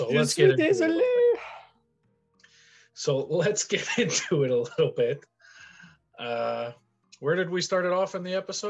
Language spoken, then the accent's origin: English; the French part of Canada, Quebec, Canada; first language English; we come from the French part of Canada. And while we're both predominantly native English speakers, we've lived here our whole lives.